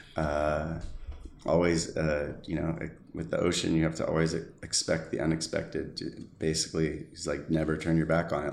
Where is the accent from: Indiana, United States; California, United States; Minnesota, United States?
California, United States; San Diego; Born and raised in San Diego, California